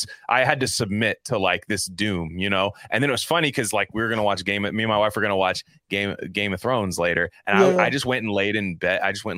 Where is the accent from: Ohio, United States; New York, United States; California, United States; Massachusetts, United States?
California, United States; Bay Area; So I'm from the Bay Area and I'm actually a lifelong Golden State Warriors fan.